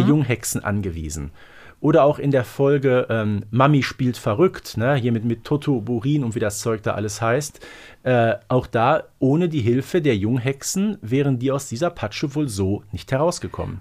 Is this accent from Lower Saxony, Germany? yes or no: no; Herten, North Rhine-Westphalia, Germany; bei uns in Herten